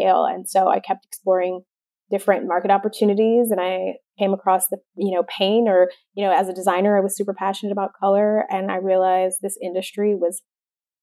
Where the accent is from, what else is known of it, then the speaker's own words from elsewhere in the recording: Detroit, Michigan, United States; I grew up in suburban Detroit